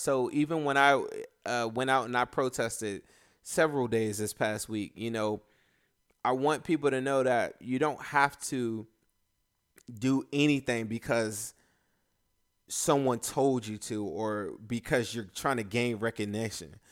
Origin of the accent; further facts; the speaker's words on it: United States; I'm a American